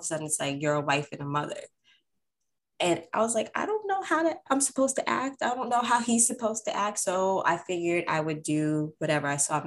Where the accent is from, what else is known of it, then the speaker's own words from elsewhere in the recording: New York, United States; now in Florida, United States; I grew up in New York